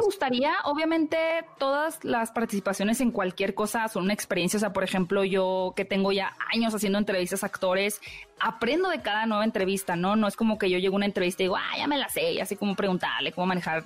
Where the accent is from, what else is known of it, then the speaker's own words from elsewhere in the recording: Hermosillo, Sonora, Mexico; yo soy norteña de Hermosillo